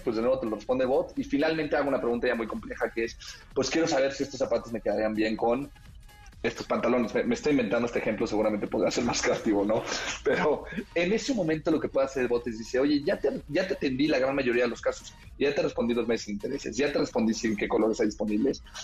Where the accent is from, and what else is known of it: Mexico